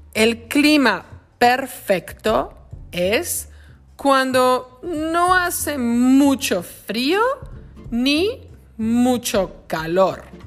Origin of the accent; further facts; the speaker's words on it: Lázaro Cárdenas, Michoacán, Mexico; now in Wisconsin, United States; La ciudad donde yo crecí en México se llama Lázaro Cárdenas, en el estado de Michoacán.